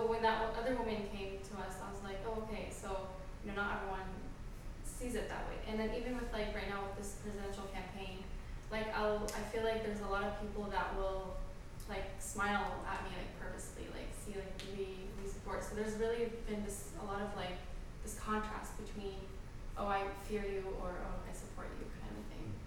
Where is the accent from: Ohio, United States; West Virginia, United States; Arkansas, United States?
West Virginia, United States; I'm from West Virginia